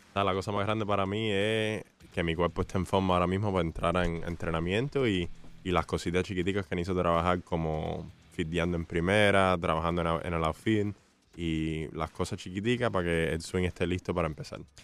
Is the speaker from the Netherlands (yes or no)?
no; Hialeah, Florida, United States; así en Hialeah como niño y ah, siempre jugaba pelota aquí abajo